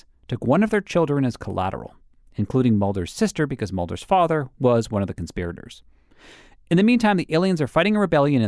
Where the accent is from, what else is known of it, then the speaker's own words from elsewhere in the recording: Massachusetts, United States; I grew up in Massachusetts.